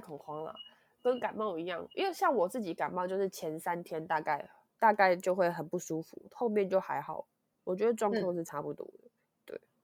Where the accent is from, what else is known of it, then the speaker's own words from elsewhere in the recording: Hsinchu, Taiwan; also born or lived in Yonghe, New Taipei; now in New Taipei, Taiwan; 我是新竹人